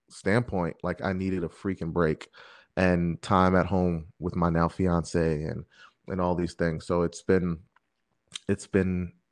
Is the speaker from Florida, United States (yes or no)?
no; New York, United States; I'm I'm a New Yorker, so it's like oh, I'm in a city.